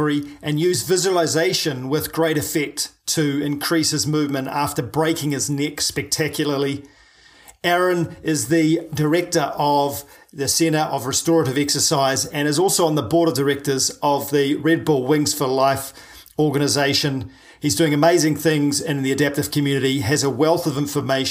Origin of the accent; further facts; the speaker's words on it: New Zealand; I'm a paraplegic from New Zealand